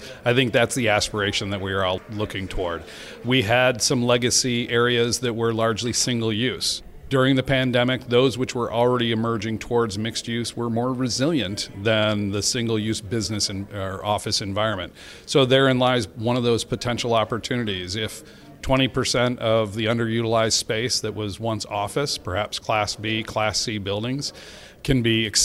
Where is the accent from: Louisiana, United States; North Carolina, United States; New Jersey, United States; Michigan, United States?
Michigan, United States; Detroit; I grew up in the Detroit metro area